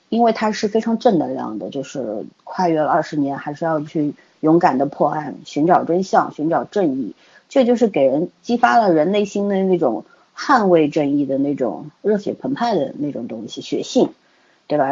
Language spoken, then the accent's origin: Chinese; China; 我们中国人